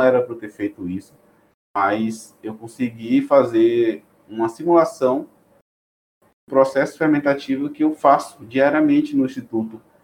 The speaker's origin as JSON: {"language": "Portuguese", "town": "Rui Barbosa", "region": "Bahia", "country": "Brazil", "tie": "born or raised there", "also_born_or_lived": "Barreiras, Bahia", "moved": "as an adult", "lives_now": "São Paulo, Brazil", "said": "eu sou numa cidade do interior da Bahia chamada Rui Barbosa"}